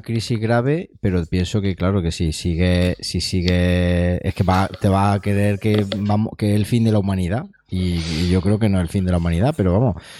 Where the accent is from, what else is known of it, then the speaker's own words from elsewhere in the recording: Siles, Andalusia, Spain; yo soy, de Siles, que es un pueblo de unos dos mil y pico habitantes del norte de Jaén